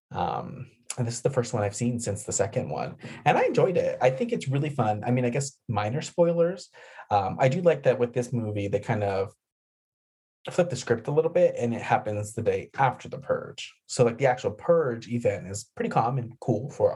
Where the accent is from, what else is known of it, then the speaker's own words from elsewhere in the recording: New Mexico, United States; growing up near the Texas border in New Mexico